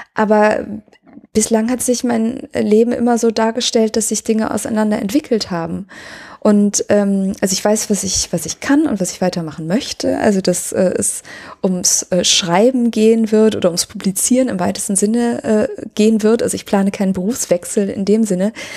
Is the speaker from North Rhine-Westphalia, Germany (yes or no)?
yes; Cologne, North Rhine-Westphalia, Germany; als Kölner ist man halt äh, so Leib und Seele Kölner